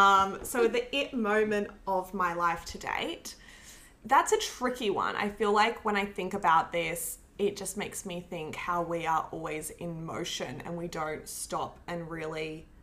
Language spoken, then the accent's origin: English; Canberra, Australian Capital Territory, Australia; moved away as an adult; also born or lived in Brisbane; now in Sydney, Australia; For me, I left home at 18. So I grew up in Canberra and then I moved to Brisbane for a year and then I moved down to Sydney.